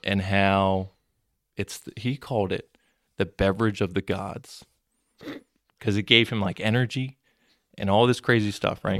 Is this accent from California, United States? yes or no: no; Mullica Hill, New Jersey, United States; I grew up in Mullica Hill area